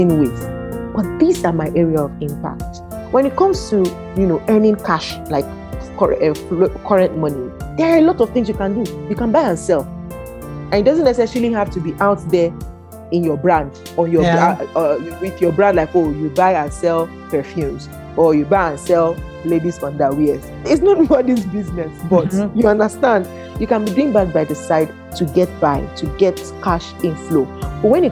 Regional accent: Niger Delta, Nigeria; I'm from the Niger Delta

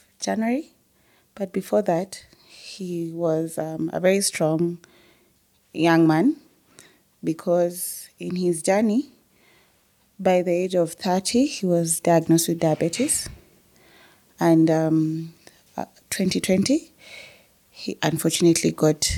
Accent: Nairobi, Kenya; we grew up in South Sea

